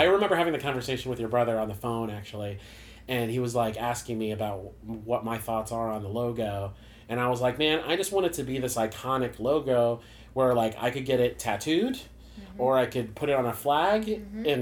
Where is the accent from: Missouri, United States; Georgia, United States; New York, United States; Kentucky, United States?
Missouri, United States; Warrenton; now in St. Louis, United States; I grew up in Warrenton, Missouri